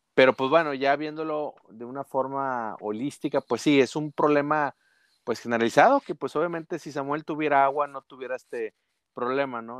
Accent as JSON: {"language": "Spanish", "region": "northern Mexico", "country": "Mexico", "said": "Como buenos norteños"}